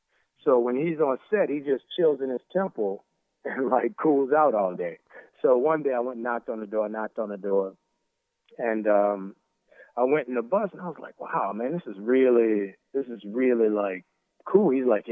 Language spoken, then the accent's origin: English; New Orleans, Louisiana, United States; Growing up in New Orleans, you go out to the parades.